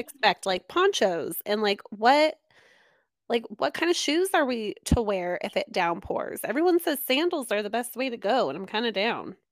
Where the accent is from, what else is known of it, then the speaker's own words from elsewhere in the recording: Southern California, United States; I'm from SoCal and it rains, like, twice here